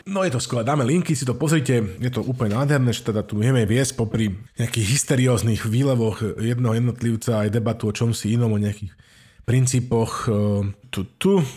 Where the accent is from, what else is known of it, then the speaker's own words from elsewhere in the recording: Slovakia; Slováci my sa vždycky pýtame, že odkiaľ si